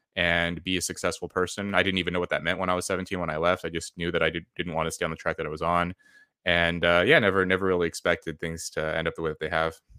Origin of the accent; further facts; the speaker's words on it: California, United States; moved away as an adult; where I grew up in California.